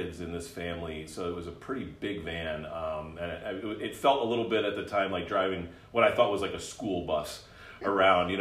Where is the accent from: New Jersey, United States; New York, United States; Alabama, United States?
New Jersey, United States; also born or lived in Chicago; I did grow up in New Jersey, and in my formative years through high school